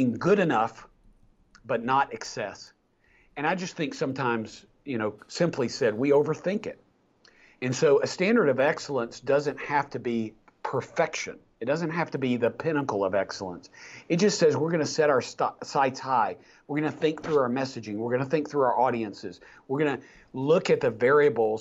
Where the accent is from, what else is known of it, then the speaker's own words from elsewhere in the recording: East Tennessee, United States; I was a redneck from East Tennessee